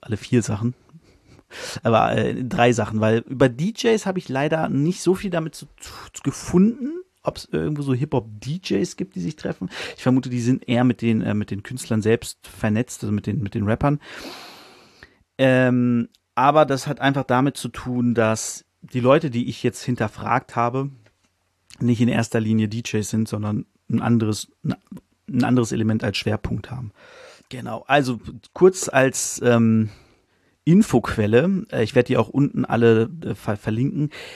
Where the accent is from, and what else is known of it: Hanover, Lower Saxony, Germany; born or raised there